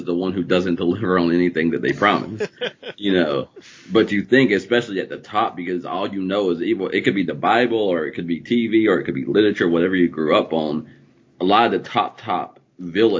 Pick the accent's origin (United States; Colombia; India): United States; the South; I grew up in the South.